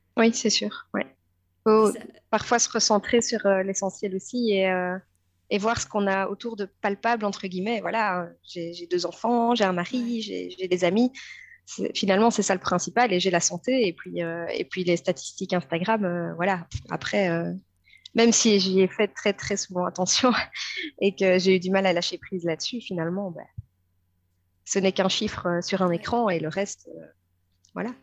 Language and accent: French; Belgium; je suis une maman de 36 ans, je suis belge